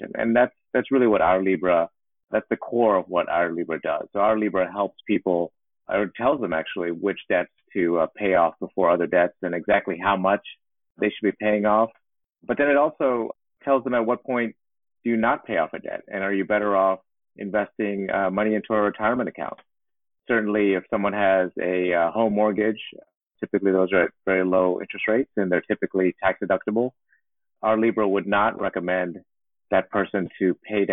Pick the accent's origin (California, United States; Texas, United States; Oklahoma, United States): Texas, United States; Houston; moved away as an adult; also born or lived in East Coast; Born and raised in Houston, Texas, into a middle-class family